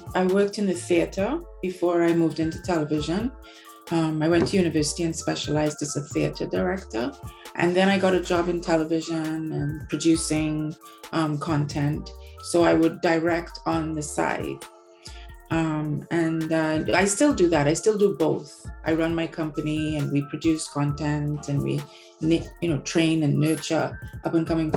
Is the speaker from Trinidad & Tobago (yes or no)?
yes; Trinidad & Tobago; also born or lived in England; now in Canada; I come from Trinidad and Tobago, which is an island in the Caribbean Sea originally.